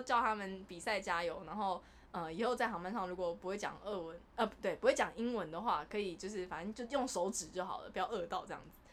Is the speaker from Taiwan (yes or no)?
yes; Taiwan; 我是台湾人